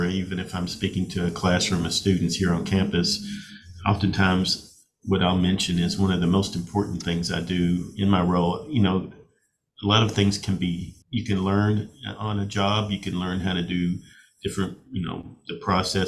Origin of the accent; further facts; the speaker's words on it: Bowling Green, Kentucky, United States; also born or lived in Lexington, Kentucky; I am from Bowling Green, Kentucky. I grew up here. We moved here when I was a little kid, when my father got a position at WKU. We moved from Lexington to Bowling Green. So I pretty much grew up here in the Bowling Green area